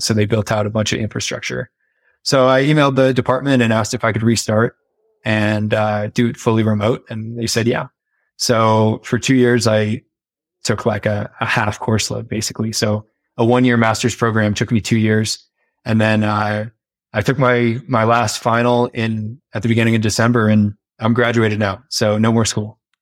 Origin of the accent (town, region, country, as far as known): United States